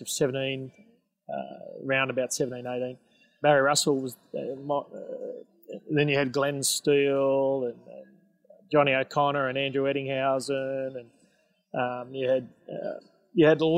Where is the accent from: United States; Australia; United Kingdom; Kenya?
Australia; Engadine, New South Wales; born or raised there; also born or lived in North Sydney